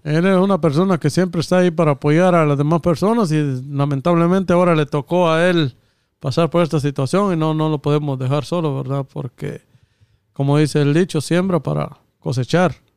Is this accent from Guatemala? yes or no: yes; Guatemala; now in United States; nosotros, lo, los guatemaltecos